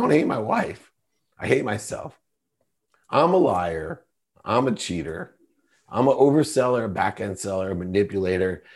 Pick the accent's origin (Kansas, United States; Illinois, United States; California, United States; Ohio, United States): Ohio, United States; Akron; I grew up, I was born in Akron, Ohio, which is a small town